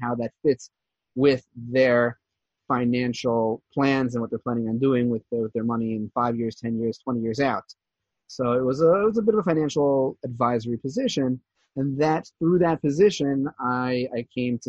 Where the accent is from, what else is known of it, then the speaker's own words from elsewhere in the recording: New Jersey, United States; moved away as an adult; also born or lived in New York; now in Givat Zev, Israel; I was born and raised in New Jersey. And I lived there for the first 18 years.